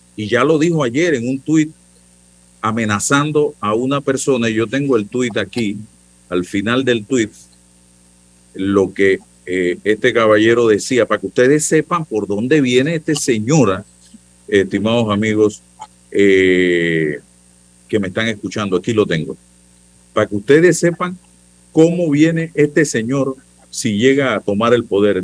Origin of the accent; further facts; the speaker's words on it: Panama; soy panameño